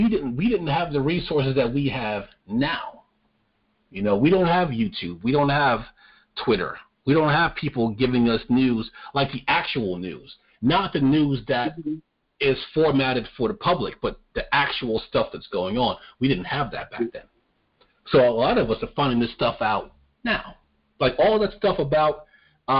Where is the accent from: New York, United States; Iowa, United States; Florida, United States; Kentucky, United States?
New York, United States; I'm from New York